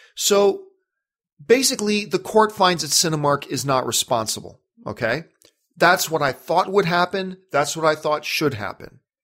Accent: Canada; now in United States; as a Canadian

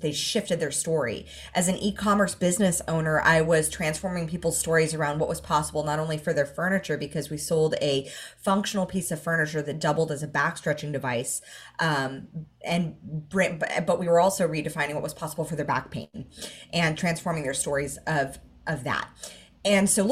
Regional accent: Los Angeles, California, United States; moved away as an adult; now in Gold Coast, Australia; I grew up in Hollywood

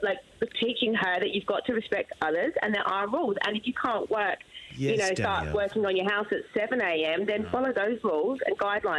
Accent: Switzerland; moved away; we grew up even in Switzerland.

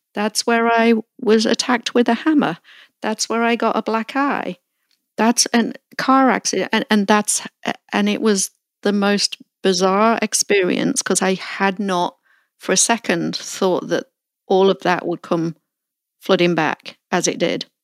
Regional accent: Melton Mowbray, East Midlands, United Kingdom; moved away; I recently visited my hometown of Melton Mowbray in Leicestershire, England, for the first time in 25 years

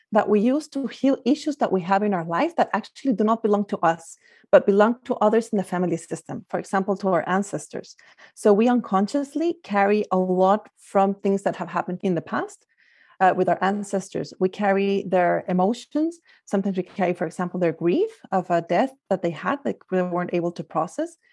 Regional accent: Guatemala; moved away as an adult; also born or lived in France / Singapore / Belgium / Spain; now in California, United States; I'm originally from Guatemala, that's where I grew up

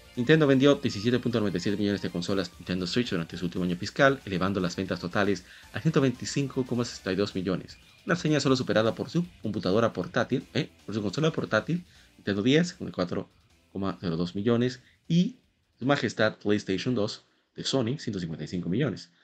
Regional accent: Dominican Republic; como decimos en República Dominicana

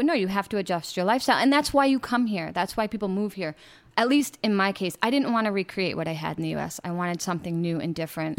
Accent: United States; moved away as an adult; now in Playa del Carmen, Mexico; as an American

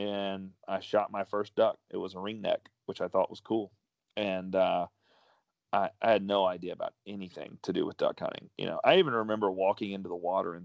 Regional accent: Mississippi, United States; also born or lived in Dallas, Texas; I was brought up here in Mississippi

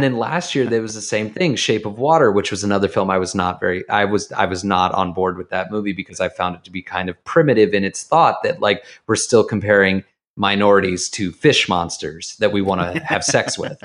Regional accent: Jacksonville, Florida, United States; moved away; I'm from the South. I'm from, I'm from Jacksonville, Florida, the tip of the Bible Belt, right on the Georgia line.

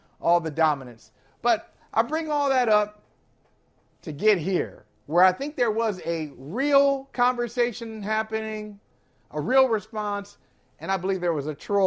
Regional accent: Akron, Ohio, United States; I'm from Akron, Ohio. As I said yesterday, I grew up 5 minutes from where LeBron grew up in Spring Hill

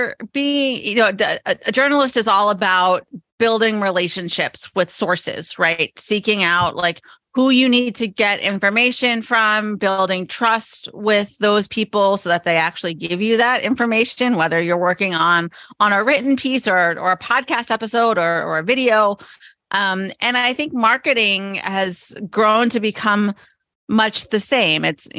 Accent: Pottsville, Pennsylvania, United States; I did. I grew up in Eastern Pennsylvania, a town called Pottsville, which is where they brew Yingling beer

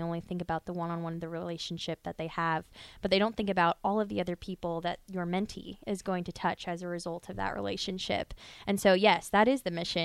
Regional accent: Omaha, Nebraska, United States; we grew up in Omaha

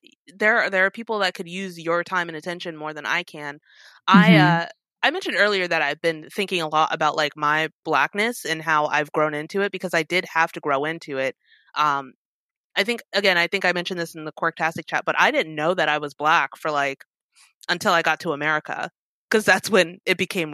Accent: South Korea; also born or lived in Italy / Germany / Georgia; I grew up in Korea, Italy, a little bit of Germany. So apparently we lived in Georgia for like 2 years, but I was 2, so I don't remember it.

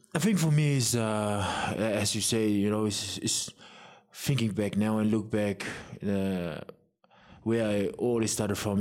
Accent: Samoa; growing up in Samoa

